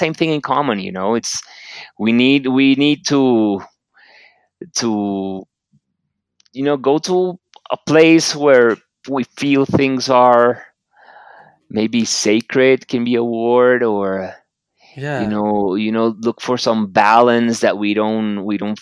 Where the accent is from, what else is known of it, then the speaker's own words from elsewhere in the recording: Barranquilla, Atlántico, Colombia; I'm in Colombia. I'm from Barranquilla.